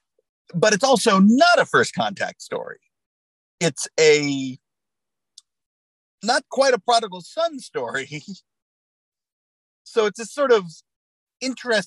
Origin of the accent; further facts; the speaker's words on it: United States; I'm an American